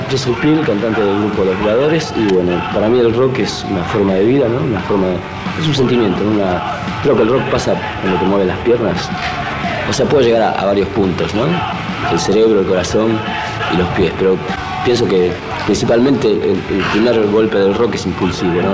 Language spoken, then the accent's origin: Spanish; Argentina